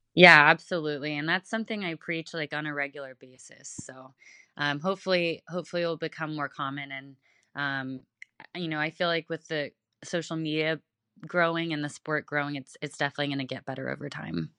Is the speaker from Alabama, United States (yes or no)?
no; Houston, Texas, United States; now in Tampa, United States; I am originally from Houston, Texas. Uh, right now I'm in Tampa